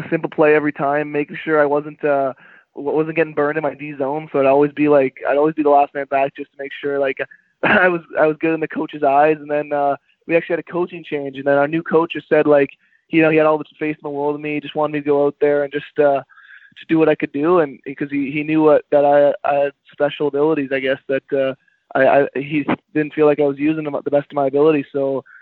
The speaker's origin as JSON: {"language": "English", "town": "Ottawa", "region": "Ontario", "country": "Canada", "tie": "born or raised there", "said": "I'm from Nepean, Ontario. Born and raised in Nepean, Ontario, which is just a suburb of Ottawa"}